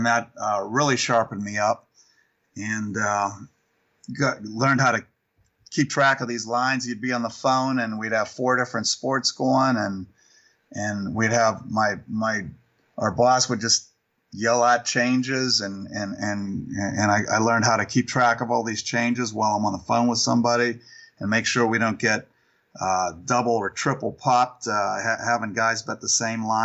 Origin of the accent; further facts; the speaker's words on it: Pittsburgh, Pennsylvania, United States; moved away as an adult; I grew up in Pittsburgh